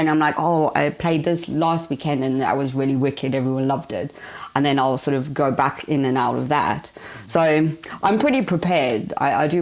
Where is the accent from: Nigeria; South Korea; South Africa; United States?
South Africa; moved away; I'm originally from South Africa